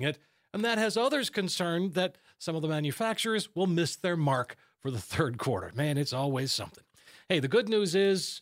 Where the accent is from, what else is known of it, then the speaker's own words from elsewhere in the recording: Minnesota, United States; my home state, Minnesota.